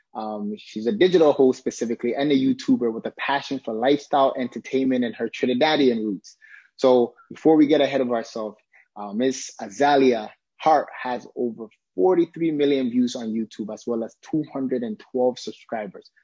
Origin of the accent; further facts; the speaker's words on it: Ghana; I'm Ghanaian, I'm you know African